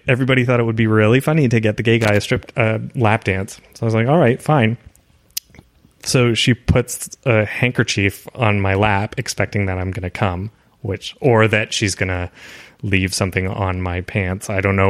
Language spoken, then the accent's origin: English; Toronto, Ontario, Canada; I'm from Toronto.